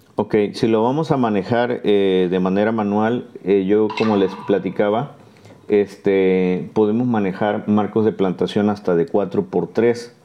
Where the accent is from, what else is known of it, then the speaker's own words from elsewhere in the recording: Martínez de la Torre, Veracruz, Mexico; Ahora me toca trabajar eh, nuevamente aquí en la zona de Martínez, este, de donde soy originario